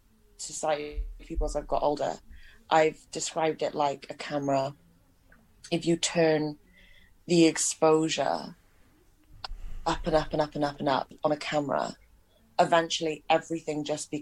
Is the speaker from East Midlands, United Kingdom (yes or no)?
no; Pontypool, Wales, United Kingdom; now in Indiana, United States; I'm from Pontypool in Wales.